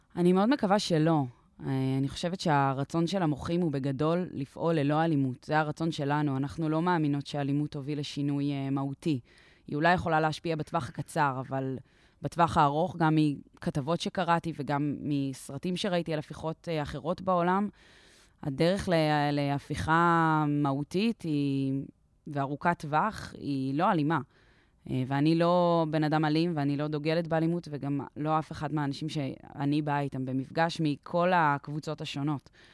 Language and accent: Hebrew; Israel; פה נולדתי וגדלתי, והשפה שלי